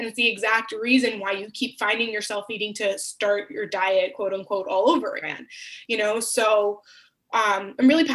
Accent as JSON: {"language": "English", "area": "Long Island", "region": "New York", "country": "United States", "tie": "born or raised there", "said": "I grew up on Long Island, New York, and in a very loving Greek and Italian family"}